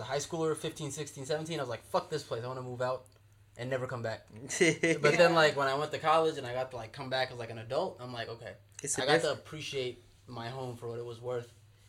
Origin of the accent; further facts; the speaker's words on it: Northern California, United States; we're all from NorCal.